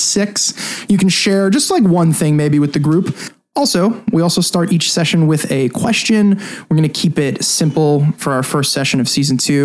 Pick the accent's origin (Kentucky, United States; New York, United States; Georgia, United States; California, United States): New York, United States; Long Island; We're five guys from Long Island